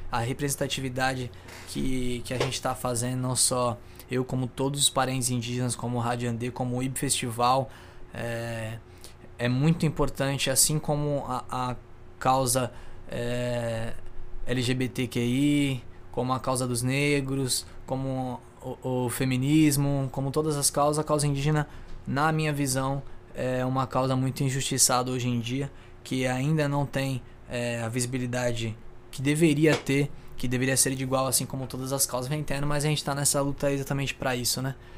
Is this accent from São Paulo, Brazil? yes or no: yes; Santos, São Paulo, Brazil; also born or lived in São Vicente; Sou de Santos, tenho 23 anos, nascido e criado aqui em Santos, São Vicente